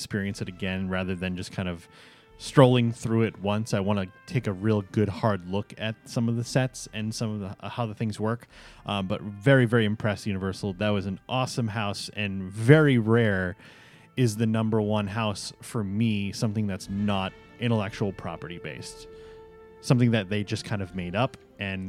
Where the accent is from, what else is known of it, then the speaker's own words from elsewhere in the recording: New England, United States; I'm from New England